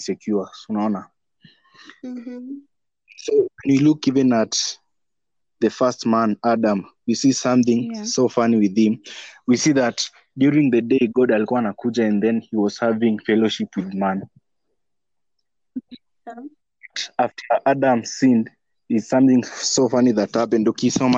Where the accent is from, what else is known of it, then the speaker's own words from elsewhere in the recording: Western, Kenya; I'm from Western.